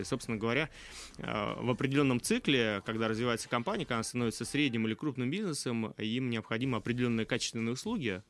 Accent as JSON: {"language": "Russian", "region": "Saint Petersburg", "country": "Russia", "tie": "born or raised there", "also_born_or_lived": "Cyprus / Germany / Czech Republic / Moscow", "moved": "as an adult", "lives_now": "Kazan, Russia", "said": "я сам из Санкт-Петербурга."}